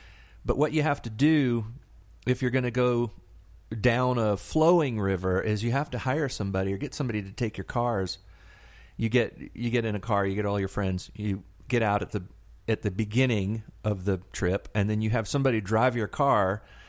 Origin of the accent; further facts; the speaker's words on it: the South, United States; I grew up in the South. I think all of us kind of did, right?